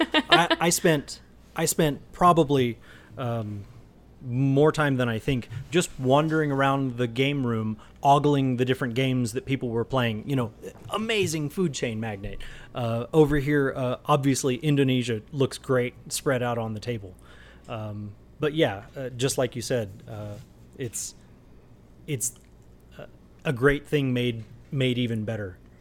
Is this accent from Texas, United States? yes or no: yes; Texas, United States; now in Colorado, United States; I'm from Texas originally